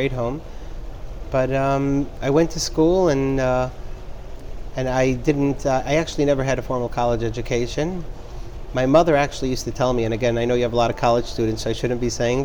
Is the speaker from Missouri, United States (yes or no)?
no; New York City, New York, United States; I grew up in a neighborhood called Pelham Parkway in the Bronx